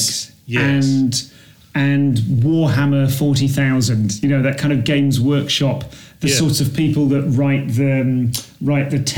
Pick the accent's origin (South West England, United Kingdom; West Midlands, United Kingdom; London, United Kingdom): West Midlands, United Kingdom; Leamington Spa; I'm from Leamington.